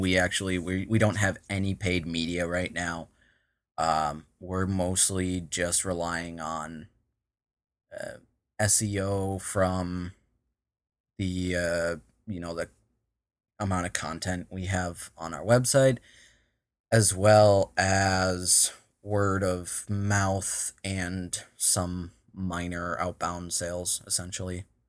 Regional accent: Minnesota, United States; I'm from Minnesota, all right? If you couldn't tell by the way I just said Minnesota

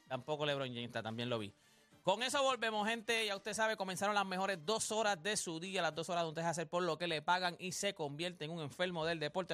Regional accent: Puerto Rico; somos parte de los Estados Unidos. Nosotros quisimos construir como si fuéramos un estado de los Estados Unidos. Nosotros somos una isla, somos muy pequeños

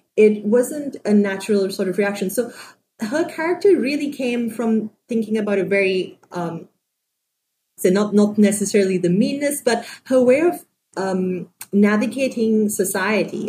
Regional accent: Sri Lanka; moved away; also born or lived in San Francisco; I grew up in Sri Lanka

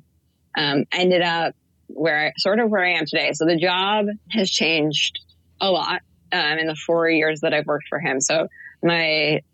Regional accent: Chicago, Illinois, United States; moved away as an adult; I was supposed to move home. I'm from Chicago.

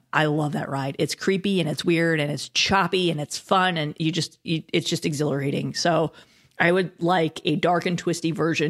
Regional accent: Los Angeles, California, United States; Well, I'm a Disneyland nerd. I grew up in Los Angeles. I'm a native. I love Disneyland.

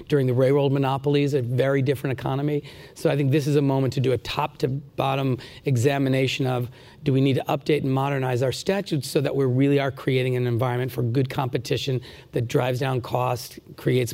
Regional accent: Rhode Island, United States; the Providence Journal, which is the newspaper in my home state

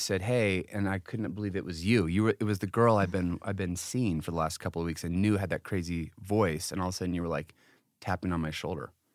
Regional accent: Connecticut, United States; moved away; also born or lived in Utah; I was from this very different kinda family growing up in Florida, I mean, in Connecticut.

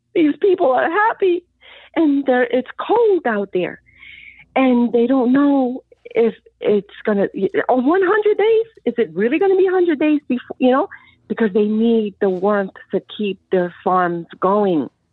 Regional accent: Colombia; also born or lived in New Jersey; now in United States; I came from Colombia

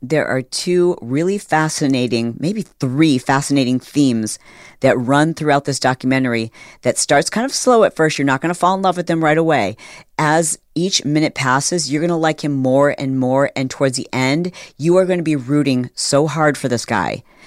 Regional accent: Detroit, Michigan, United States; I was born in Detroit

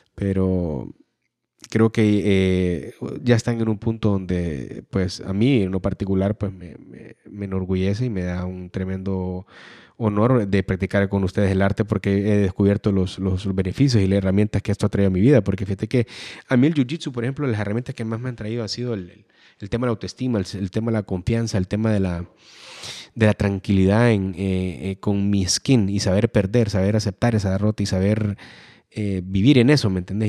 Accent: Honduras

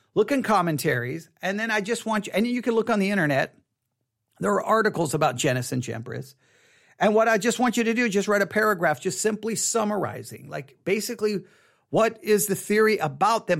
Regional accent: Texas, United States; I'm from Texas

